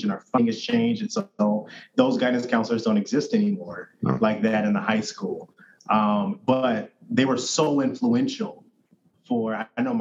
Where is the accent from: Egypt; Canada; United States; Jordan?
United States; Indiana; I grew up in Indiana, mostly